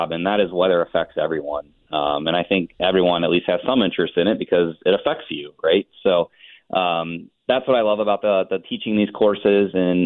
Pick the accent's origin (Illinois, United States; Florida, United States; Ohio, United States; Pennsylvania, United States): Ohio, United States; Cincinnati; I actually grew up in Southern Ohio myself. I'm a Cincinnatian.